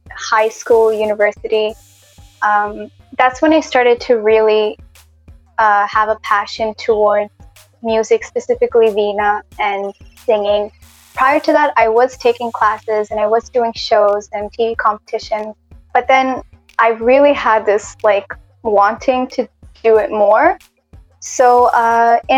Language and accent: English; Toronto, Ontario, Canada; moved away as an adult; now in India; I was born and brought up in Toronto, Canada